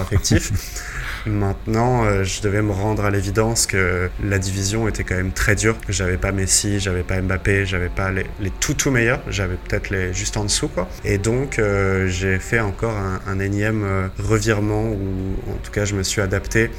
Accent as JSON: {"language": "French", "region": "Brittany", "country": "France", "tie": "born or raised there", "also_born_or_lived": "Rennes", "moved": "as an adult", "lives_now": "Mexico", "said": "je suis né en Bretagne. On va dire que le club le plus proche de chez moi, ça va être Guingamp, Stade Rennais"}